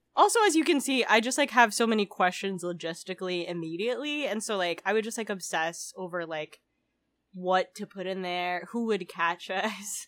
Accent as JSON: {"language": "English", "country": "Philippines", "tie": "born or raised there", "moved": "yes", "said": "I grew up outside the U S. I grew up in the Philippines"}